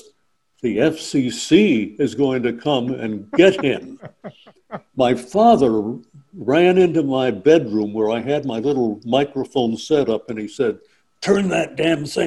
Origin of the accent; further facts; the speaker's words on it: Corning, New York, United States; I grew up in upstate New York, a little town called Corning, New York